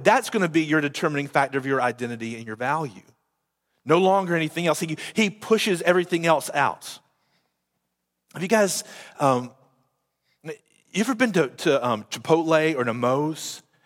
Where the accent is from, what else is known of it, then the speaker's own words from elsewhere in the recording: United States; I'm still American, but before I'm an American, I'm a child and a citizen of the kingdom of heaven